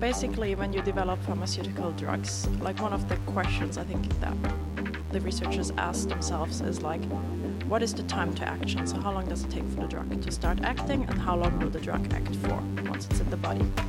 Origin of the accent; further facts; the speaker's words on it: Germany; moved away as an adult; now in Sweden; I'm originally from Germany. Came to Sweden about ten years ago for my studies